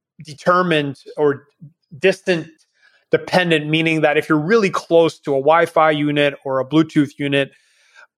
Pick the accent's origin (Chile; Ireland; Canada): Canada; now in Panama; I am Canadian, but left a long time ago.